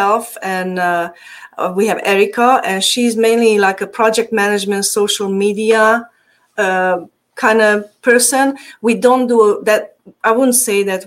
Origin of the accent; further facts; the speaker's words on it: Transylvania, Romania; accent: Hungarian; English is a second language; moved away; By the way, my accent is Hungarian. I'm from Transylvania. So originally, yes.